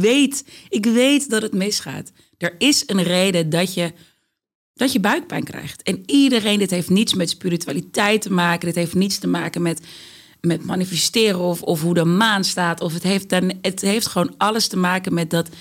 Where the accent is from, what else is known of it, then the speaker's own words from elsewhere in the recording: Amsterdam, North Holland, Netherlands; Ik ben opgegroeid in de Bijlmer, Amsterdam Zuidoost.